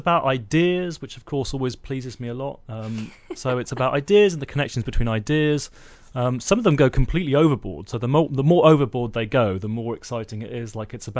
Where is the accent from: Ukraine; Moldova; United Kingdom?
United Kingdom; London; born there; accent: Indian; now in Bellingham, United States; Yeah, I was born in London, and I actually had an Indian accent till I was 13, and my parents sent me away to a boarding school, and I got this posh accent.